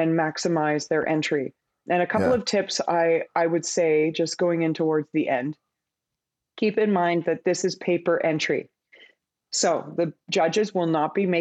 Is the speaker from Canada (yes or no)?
yes; Vancouver, British Columbia, Canada; I'm from Vancouver, and so that's like little Australia.